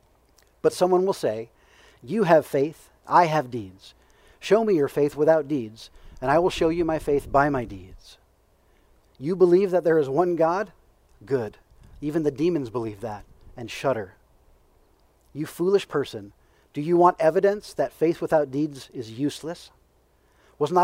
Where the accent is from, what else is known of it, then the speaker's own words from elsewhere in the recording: Missouri, United States; I grew up in the state of Missouri